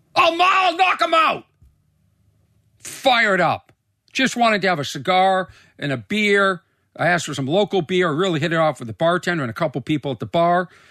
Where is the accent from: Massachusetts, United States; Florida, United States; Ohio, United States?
Massachusetts, United States; Boston; also born or lived in Los Angeles; I'm from Boston